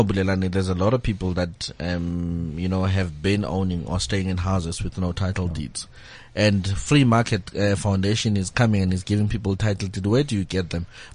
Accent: Benoni, Gauteng, South Africa; I'm from Benoni.

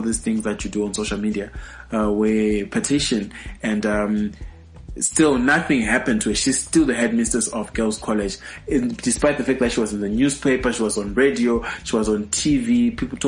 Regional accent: Bulawayo, Zimbabwe; my hometown is Bulawayo

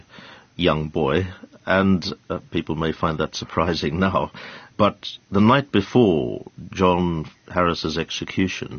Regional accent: South Africa; born or raised there; now in United Kingdom

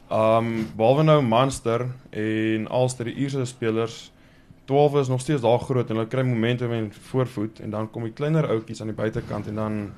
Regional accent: Kimberley, Northern Cape, South Africa; born there; ek was gebore in Kimberley in die Noord-Kaap.

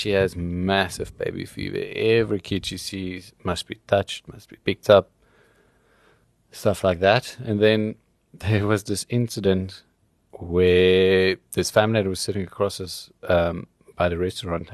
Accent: Cape Town, Western Cape, South Africa; I'm from Cape Town.

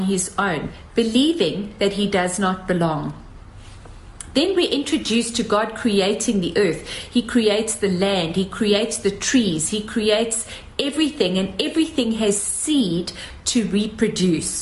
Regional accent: South Africa; as South African women

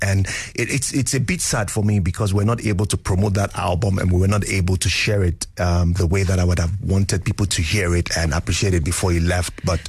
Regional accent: Nigeria; I thought that it will represent me as a Nigerian if I tweaked it and make it sound relatable

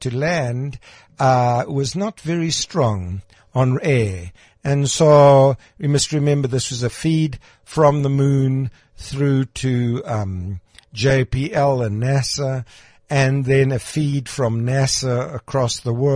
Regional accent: Krugersdorp, Gauteng, South Africa; When I grew up in Krugersdorp

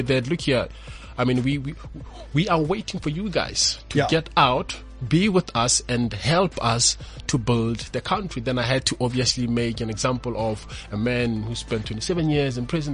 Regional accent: Pretoria, Gauteng, South Africa; also born or lived in Limpopo; I was born in a rural village in Limpopo, even though I grew up in Pretoria in Mamelodi

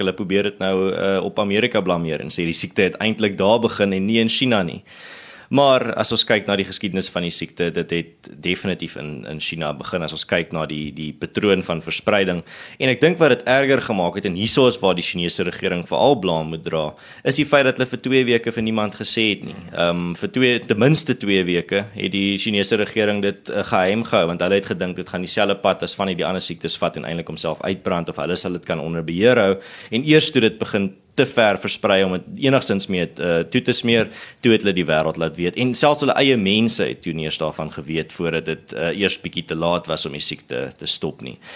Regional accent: South Africa

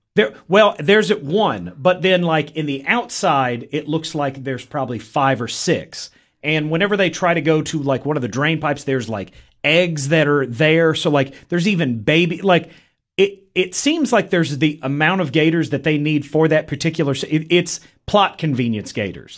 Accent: Middle Tennessee, United States; I am from Middle Tennessee

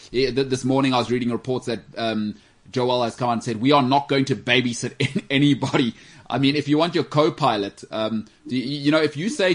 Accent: Australia; I'm from Australia.

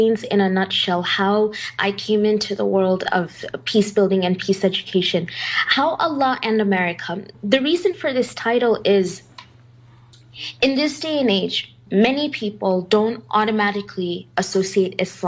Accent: United States; growing up in the United States

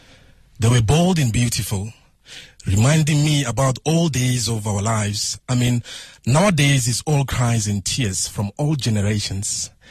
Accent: Sekhukhune district, Limpopo, South Africa; Originally from a small place in Ranchabelenga, Sikukuna district.

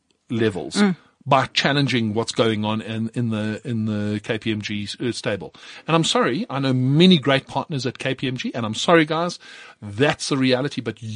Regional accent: South Africa; as a South African CA, I am expected to uphold the highest standards

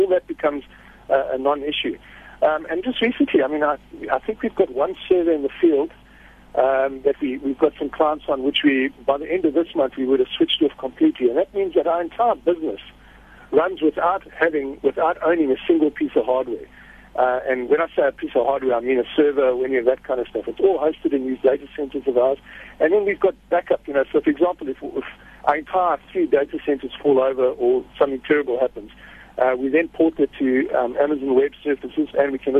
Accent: Durban, KwaZulu-Natal, South Africa; I'm from Durban, so I don't get that much chance to speak Afrikaans.

